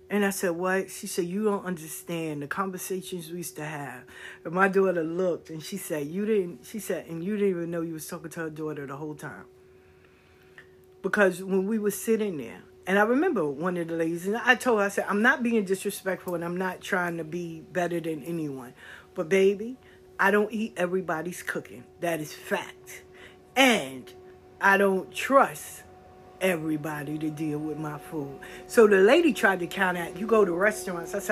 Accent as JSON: {"language": "English", "region": "the South", "country": "United States", "said": "No, I'm from the South."}